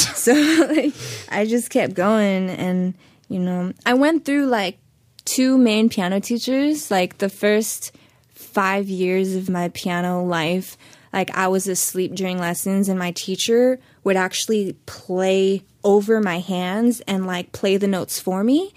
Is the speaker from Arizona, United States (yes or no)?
no; Los Angeles, California, United States; also born or lived in Hollywood; I was born in Hollywood, but I was very much raised in the valley